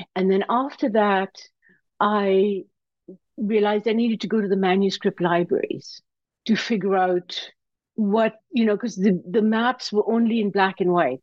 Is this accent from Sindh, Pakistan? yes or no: yes; Karachi, Sindh, Pakistan; now in United States; I grew up in Karachi, Pakistan